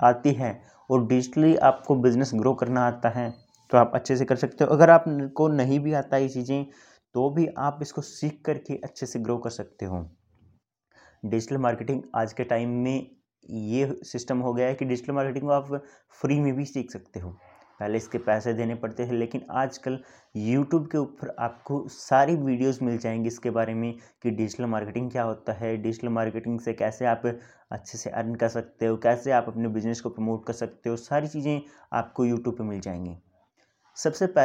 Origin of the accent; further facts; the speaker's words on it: Haryana, India; मैं अपने बारे में बता दूं कि मैं बेसिकली हरियाणा से हूँ